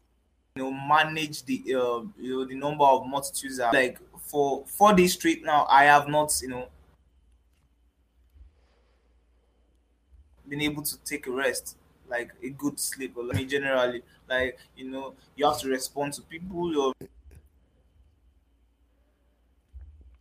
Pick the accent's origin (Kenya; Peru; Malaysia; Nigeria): Nigeria; Growing up in Nigeria.